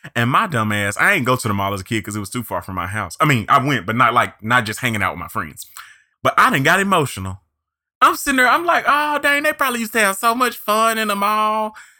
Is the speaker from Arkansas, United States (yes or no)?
yes; near Pine Bluff, Arkansas, United States; moved away; Little Old Pine Bluff, Arkansas, which is real close to my hometown